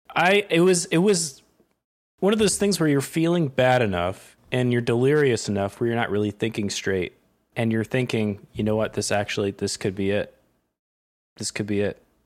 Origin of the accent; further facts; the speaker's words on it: Connecticut, United States; also born or lived in Vermont; now in New York, United States; I grew up in Connecticut